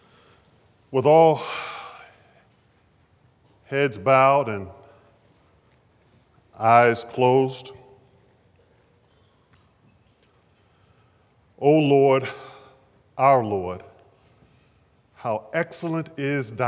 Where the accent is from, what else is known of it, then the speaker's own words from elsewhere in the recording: Baltimore, Maryland, United States; as a 12, 13-year-old growing up in West Baltimore